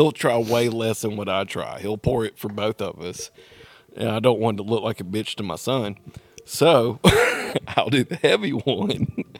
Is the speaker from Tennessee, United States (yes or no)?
yes; Nashville, Tennessee, United States; Fuck you. I'm from Nashville.